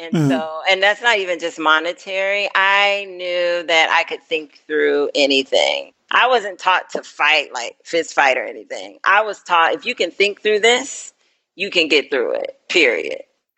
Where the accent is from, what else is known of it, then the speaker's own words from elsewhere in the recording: the South, United States; I'm like a Southern girl, like raising the sticks.